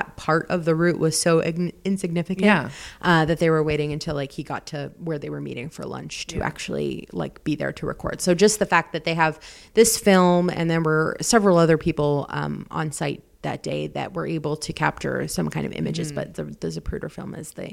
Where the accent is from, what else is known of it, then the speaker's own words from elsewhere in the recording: Pittsburgh, Pennsylvania, United States; now in Rochester, United States; I'm originally from Pittsburgh, so I refer to myself as a Pittsburgher